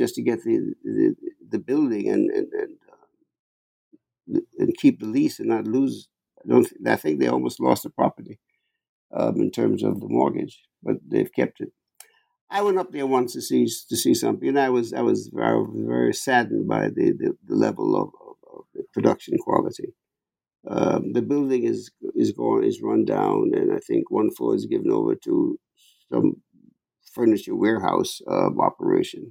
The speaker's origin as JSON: {"language": "English", "region": "New York", "country": "United States", "said": "I'm a New Yorker"}